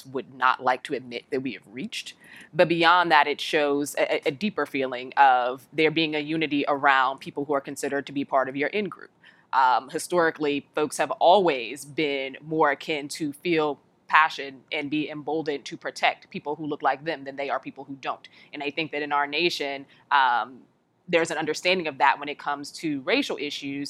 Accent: Chicago, Illinois, United States; someone who's from the South Side, in Chicago

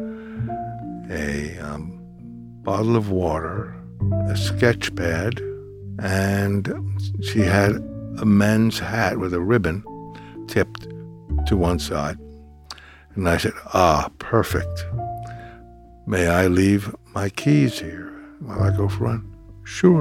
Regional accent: New York City, New York, United States; I grew up in Brooklyn

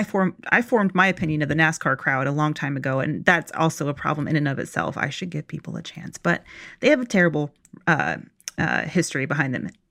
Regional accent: Locust Grove, Georgia, United States; I grew up in Locust Grove, Georgia

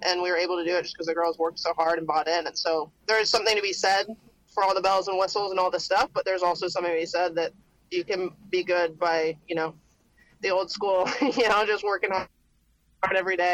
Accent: Canada; moved away as an adult; also born or lived in Alabama, United States / Georgia, United States; now in United States; I'm from Canada originally, and I came down to the U.S. and played at Alabama

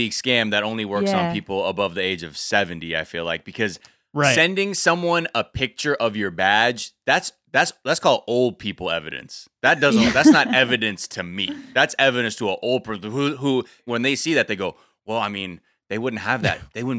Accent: North Hollywood, California, United States; the florist I grew up going to in North Hollywood

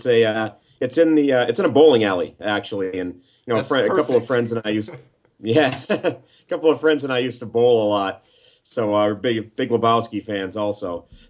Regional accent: Scranton, Pennsylvania, United States; I was born in Scranton, raised just outside the city, and I went away for college for 4 years, but when I moved back here, this is where I came to be.

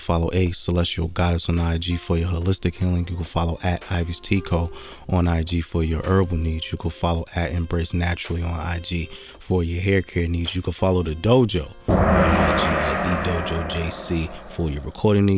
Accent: Jersey City, New Jersey, United States; I was born and raised in the Midtown area.

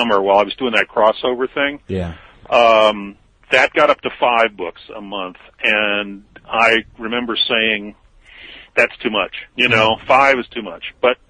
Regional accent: Midwest, United States; moved away as an adult; also born or lived in New York; some white guy from the Midwest

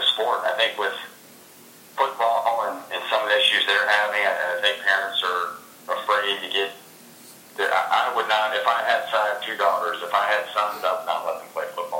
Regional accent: Gainesville, Florida, United States; Growing up in Gainesville, I was better known as their son than kind of my own man at times

